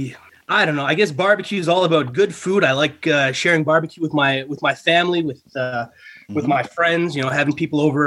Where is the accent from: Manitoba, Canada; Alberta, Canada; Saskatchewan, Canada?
Alberta, Canada; Calgary; also born or lived in Kelowna, British Columbia; I was born and raised in Calgary.